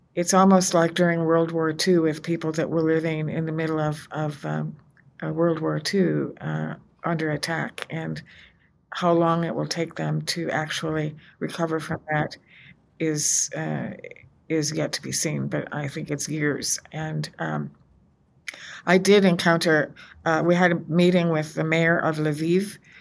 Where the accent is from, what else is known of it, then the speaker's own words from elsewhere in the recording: United States; as an American, as a woman of faith